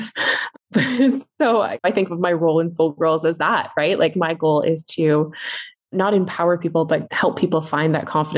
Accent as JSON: {"language": "English", "town": "Vancouver", "region": "British Columbia", "country": "Canada", "lives_now": "Penticton, Canada", "said": "I'm from Vancouver too"}